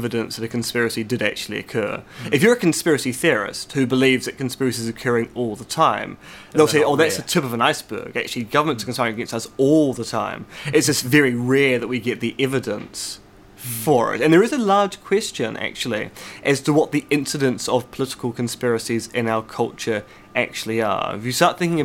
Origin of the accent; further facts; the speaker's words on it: Devonport, Auckland, New Zealand; I grew up in Devonport